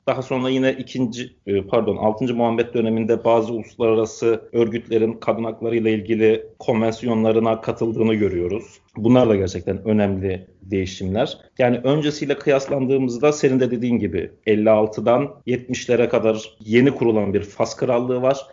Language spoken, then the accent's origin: Turkish; Trabzon, Turkey; moved away as an adult; also born or lived in Paris, France; now in Rabat, Morocco